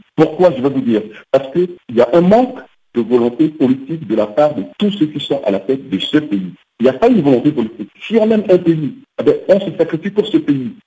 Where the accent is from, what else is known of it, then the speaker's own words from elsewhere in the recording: Central African Republic; en tant que centrafricain